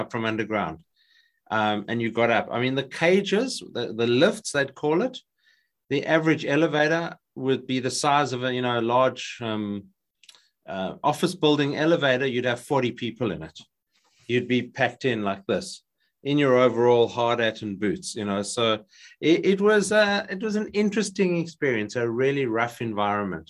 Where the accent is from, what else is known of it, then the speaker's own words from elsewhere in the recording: South Africa; moved away as an adult; now in Australia; South African, I grew up in South Africa. I moved to Australia in 1999